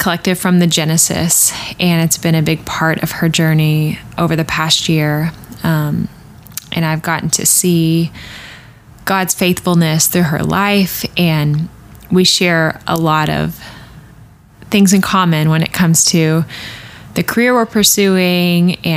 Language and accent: English; Arkansas, United States; moved away; I'm from Arkansas.